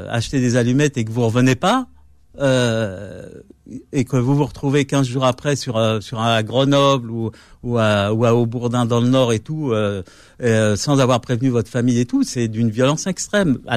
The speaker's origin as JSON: {"language": "French", "region": "Kabylie", "country": "Algeria", "said": "moi, moi, je suis kabyle, donc en arabe, je sais, pas."}